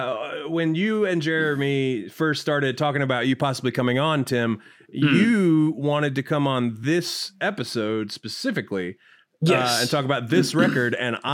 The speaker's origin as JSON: {"language": "English", "region": "Georgia", "country": "United States", "tie": "born or raised there", "said": "I've lived in Georgia my whole life."}